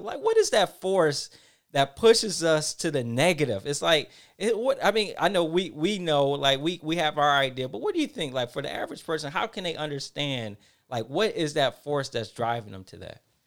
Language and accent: English; Detroit, Michigan, United States; I'm from Detroit, Michigan. Um, not the uh, I went to uh, Detroit public school system.